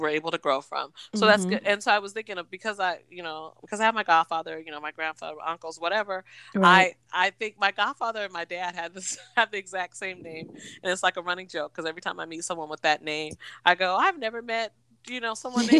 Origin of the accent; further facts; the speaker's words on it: Seattle, Washington, United States; growing up in Seattle, there was a Rainier Vista Boys and Girls Club